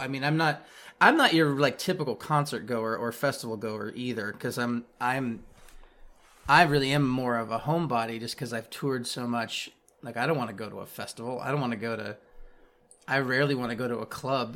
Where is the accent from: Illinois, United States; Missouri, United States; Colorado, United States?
Missouri, United States; Kansas City; now in Kansas, United States; I grew up in Kansas City, Missouri